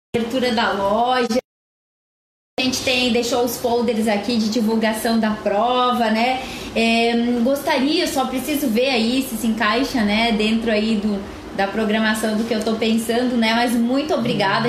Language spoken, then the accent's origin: Portuguese; Rio Grande do Sul, Brazil; a cidade onde eu nasci